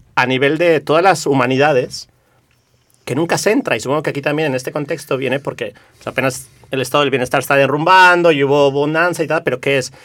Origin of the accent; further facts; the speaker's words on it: Mexico; now in Barcelona, Spain; yo soy de origen mexicano